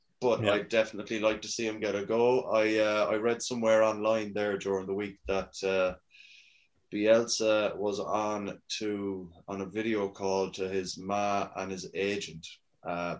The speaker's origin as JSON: {"language": "English", "country": "Ireland", "said": "I'm Irish"}